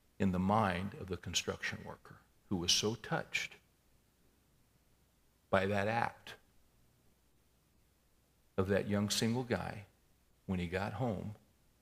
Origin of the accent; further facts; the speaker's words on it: United States; we all, as American capitalists